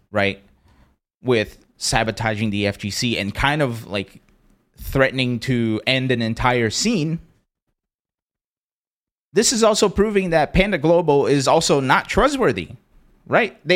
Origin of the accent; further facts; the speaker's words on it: Brazil; born there; also born or lived in Pennsylvania, United States; I was born in Brazil, moved to Pennsylvania, very xenophobic and shitty area.